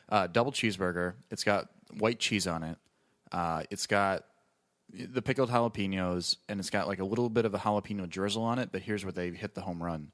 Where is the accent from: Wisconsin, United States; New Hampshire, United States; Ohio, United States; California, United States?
Wisconsin, United States; I'm from Wisconsin